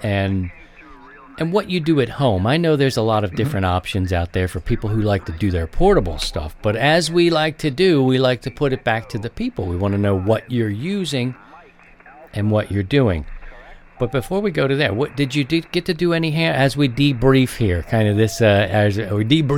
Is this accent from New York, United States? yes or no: no; Baltimore, Maryland, United States; now in Midwest, United States; it's different out here in the Midwest, where I live now. I grew up in Baltimore